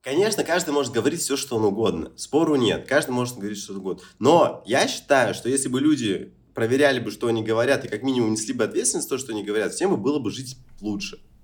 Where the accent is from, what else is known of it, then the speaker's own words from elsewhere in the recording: Murmansk, Murmansk Oblast, Russia; now in Phuket, Thailand; у себя дома в Мурманске